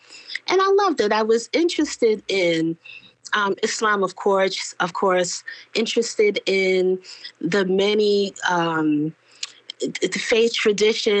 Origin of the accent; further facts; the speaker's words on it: New York City, New York, United States; I grew up in New York City. And New York City is, you know, what they used to call a melting pot. And then it was a salad bowl. But, you know, New York City, specifically where I grew up in Brooklyn